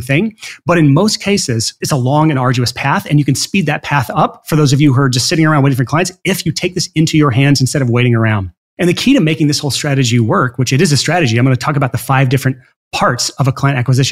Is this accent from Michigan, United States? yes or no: no; Alabama, United States; I'm from Alabama.